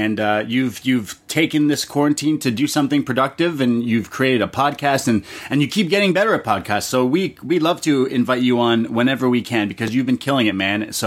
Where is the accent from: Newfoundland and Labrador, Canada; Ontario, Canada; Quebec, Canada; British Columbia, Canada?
Ontario, Canada; Toronto; I'm from Toronto, my whole life living here